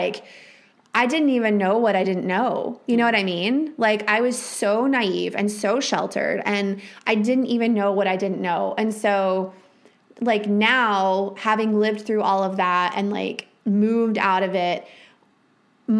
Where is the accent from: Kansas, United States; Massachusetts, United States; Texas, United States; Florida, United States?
Texas, United States; Texas Panhandle, United States; moved away as an adult; also born or lived in Minnesota; I was raised in the Texas Panhandle, which is like the belt buckle of the Bible Belt.